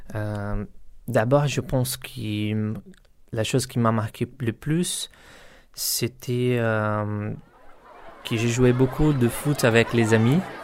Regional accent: Carapicuíba, São Paulo, Brazil; French is a second language; moved away as an adult; now in Rennes, France; Je viens du Brésil, de Sao Paulo, d'une favela à Carapicuiba

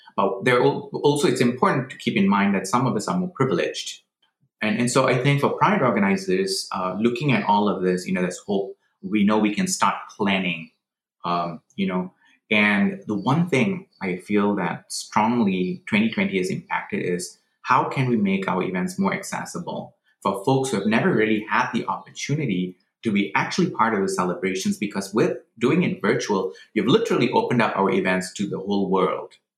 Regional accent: Malaysia; moved away as an adult; now in United States; I was actually born in Malaysia. I grew up in Malaysia.

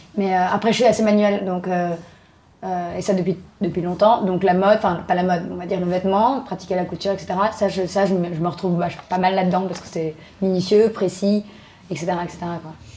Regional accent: Arcueil, Île-de-France, France; moved away as an adult; now in Bagnolet, France; J'ai grandi à Arcueil, dans le 94, dans le sud, euh, banlieue sud

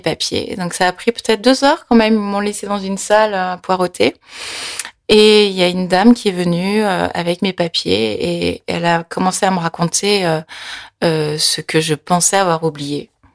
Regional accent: France; born or raised there; French is a second language; also born or lived in Korea

